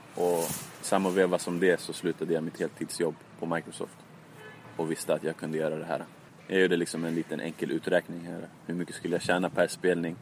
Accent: Stockholm, Stockholm County, Sweden; jag var från Tensta

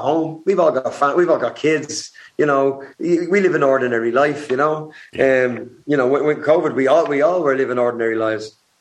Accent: Dublin, Leinster, Ireland; growing up in Dublin

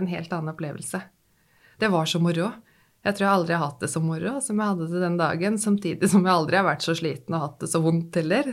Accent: Nesbyen, Buskerud, Norway; now in Drøbak, Norway; hjemme i Hallingdal, hvor jeg vokste opp, på Nesbyen i Hallingdal

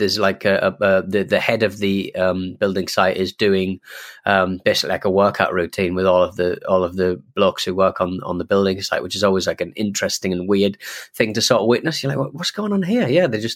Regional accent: Louisiana, United States; When I told them I was from Louisiana, two or three of the old men started singing a weird old song called

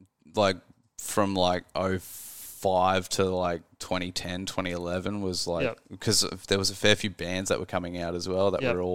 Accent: Australia; I'm Australian.

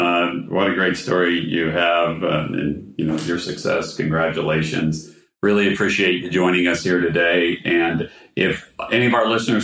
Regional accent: Pittsburgh, Pennsylvania, United States; moved away as an adult; now in Tampa, United States; I grew up in Pittsburgh.

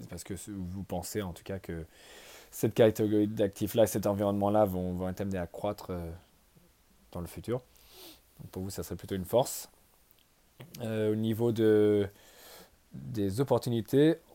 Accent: France; on se dit tous au début, ouais, je suis français, je connais les Bordeaux, les Bourgognes

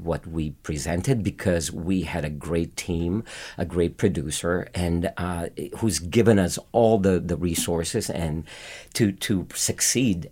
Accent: Philippines; born or raised there; moved away as an adult

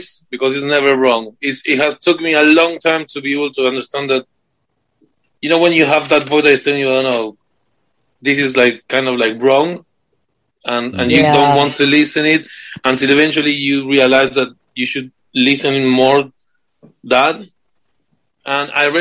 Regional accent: Argentina; moved away as an adult; also born or lived in United States; now in United Kingdom; I'm from Argentina.

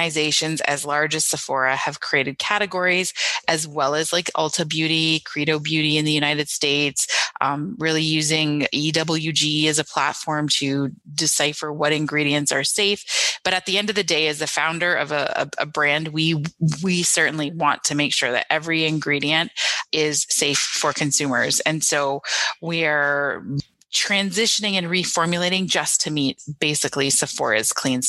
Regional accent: Niagara region, Ontario, Canada; growing up in the Niagara region

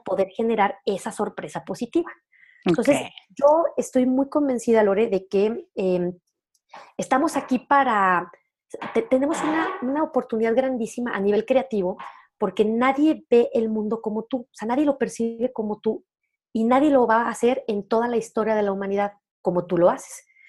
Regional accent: León, Guanajuato, Mexico; accent: norteño; León, Guanajuato, que de ahí soy originaria, para quien tenga duda de mi acento norteño

